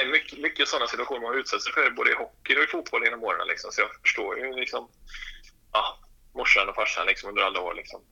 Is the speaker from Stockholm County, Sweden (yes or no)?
no; Åmål, Västra Götaland, Sweden; moved away as an adult; now in Karlstad, Sweden; när jag var hemma i Åmål